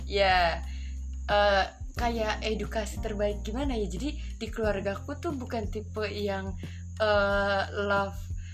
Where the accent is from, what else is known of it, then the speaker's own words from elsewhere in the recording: Indramayu, West Java, Indonesia; moved away as an adult; now in Kediri, Indonesia; aku dari Indramayu Jawa Barat